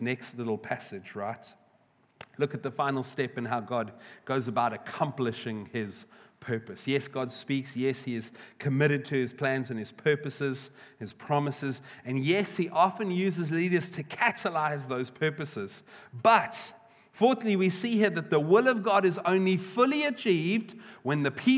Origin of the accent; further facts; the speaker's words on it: South Africa; now in United Kingdom; I've got to, as a South African